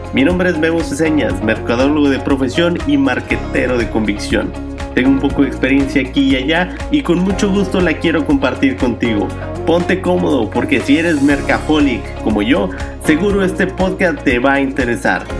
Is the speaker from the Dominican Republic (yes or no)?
no; Mexico; nosotros como mexicanos